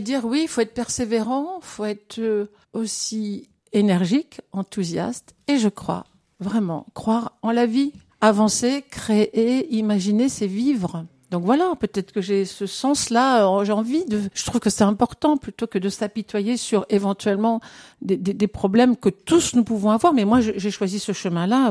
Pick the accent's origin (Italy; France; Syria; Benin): France; je suis née en France, mais j'ai cette culture aussi de d'immigrés